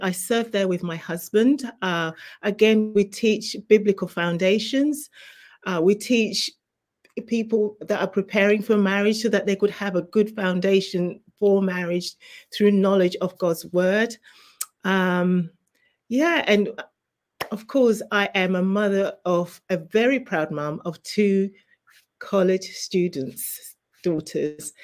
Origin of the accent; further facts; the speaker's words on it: England, United Kingdom; moved away as an adult; also born or lived in Zimbabwe; now in New Jersey, United States; I was actually born in Zimbabwe, and you may be able to tell by my accent, I was raised in England